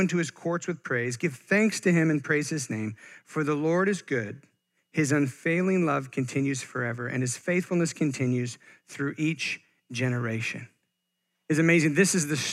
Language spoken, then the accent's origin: English; Bend, Oregon, United States; also born or lived in Eugene, Oregon; I am born and raised Oregonian